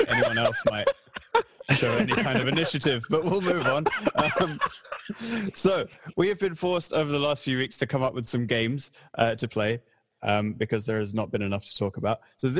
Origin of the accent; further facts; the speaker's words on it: England, United Kingdom; also born or lived in Canada; I was born in Canada, but I was raised in England. I am culturally English.